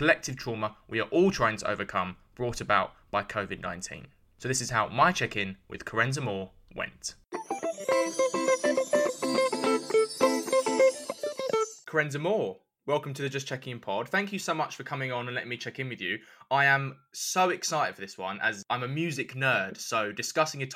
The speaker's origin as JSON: {"language": "English", "region": "London", "country": "United Kingdom", "tie": "born or raised there", "said": "I was born and raised in East London"}